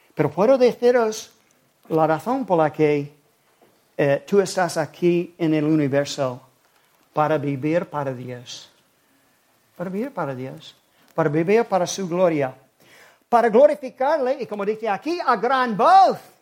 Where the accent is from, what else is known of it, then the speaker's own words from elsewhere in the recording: South Carolina, United States; now in Spain; nací en Carolina